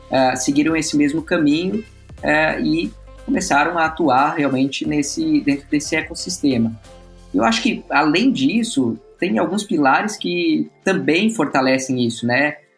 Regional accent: São Paulo, Brazil; moved away as an adult; now in Florianópolis, Brazil; eu vim de, de São Paulo para Florianópolis, isso em 2007, para estudar aqui

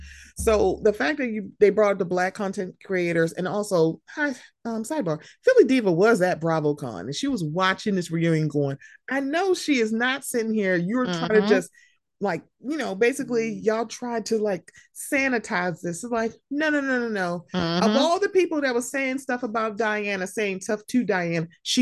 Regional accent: Bosnia & Herzegovina; I'm from Bosnia and I know people and I've seen people killed and I know what this is like.

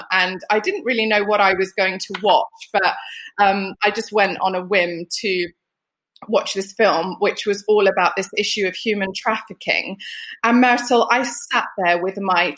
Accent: United Kingdom; also born or lived in Lapland, Finland; we moved to the UK when I was 7

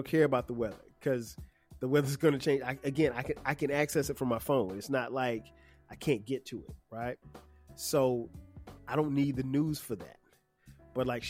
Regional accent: Florence, South Carolina, United States; now in Atlanta, United States; my hometown of Florence, South Carolina

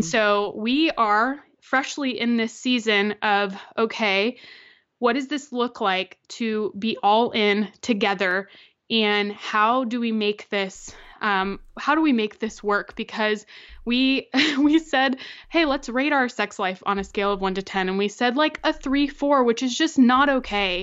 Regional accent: Florida, United States; I'm from Florida

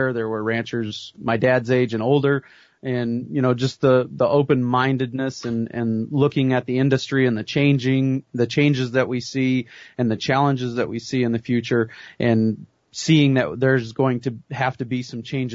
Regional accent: Belle Fourche, South Dakota, United States; also born or lived in Waukesha, Wisconsin; I grew up here in western South Dakota. I was born and raised here in Belle Fourche

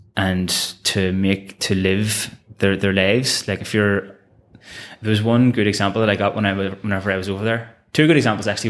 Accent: Belfast, Northern Ireland, United Kingdom; the war in Ireland was still going on whenever I was growing up in Belfast

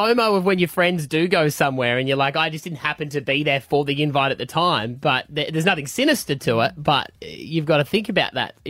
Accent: Australia

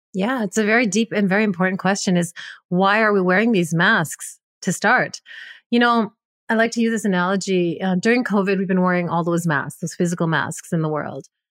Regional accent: Canada; I'm a Punjabi, but born and raised in Canada

